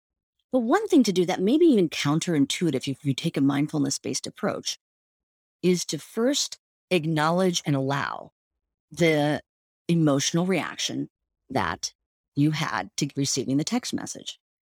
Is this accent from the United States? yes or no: no; India; I mean, I was actually sort of, as an Indian woman, grew up with parents that meditated, and it was sort of part of the cultural norms to do these practices.